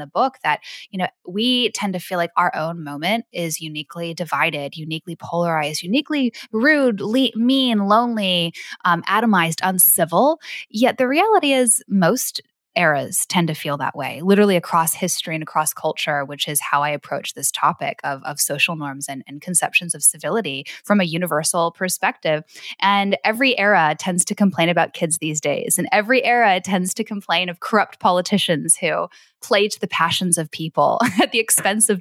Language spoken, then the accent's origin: English; Vancouver, British Columbia, Canada; also born or lived in Los Angeles, United States; I was born in Los Angeles, raised in Vancouver, Canada in the early 2000s.